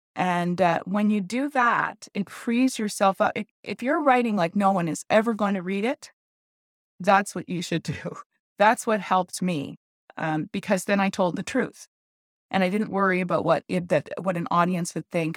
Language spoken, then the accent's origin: English; Montreal, Quebec, Canada; I was born in Montreal and brought up there.